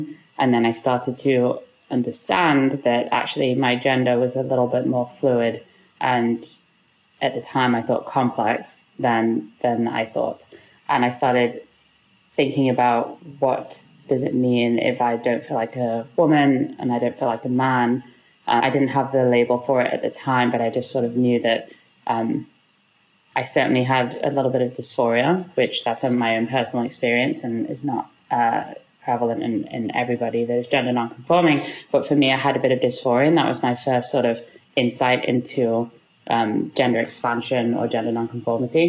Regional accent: Liverpool, North West England, United Kingdom; moved away as an adult; also born or lived in London; now in New York, United States; I grew up in Liverpool in the UK.

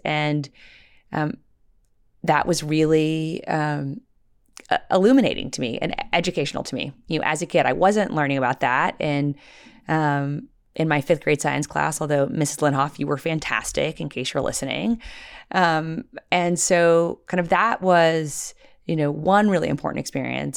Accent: Little Rock, Arkansas, United States; when I was a, uh, little girl, uh, growing up in Little Rock, Arkansas in the, in the nineteen eighties

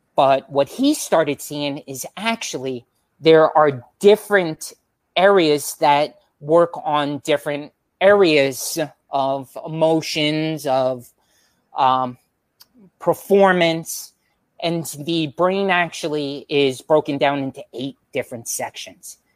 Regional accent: Long Island, New York, United States; moved away; also born or lived in Florida; we're all originally from Long Island, New York

